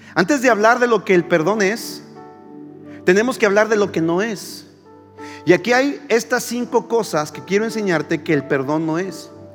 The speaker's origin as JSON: {"language": "Spanish", "country": "Mexico", "said": "los que eh, nacimos en México o en América Latina eh, estamos muy familiarizados con el Padre Nuestro"}